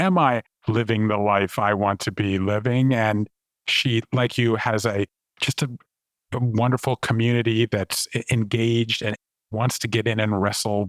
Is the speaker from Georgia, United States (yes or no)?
yes; Savannah, Georgia, United States; moved away as an adult; also born or lived in Japan; I grew up in Savannah, Georgia, and I left there and went to college and moved to Japan in the mid-1980s.